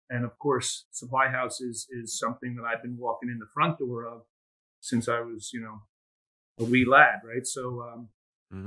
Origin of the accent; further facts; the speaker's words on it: United States; I was born and raised in the United States, but a first generation to immigrant parents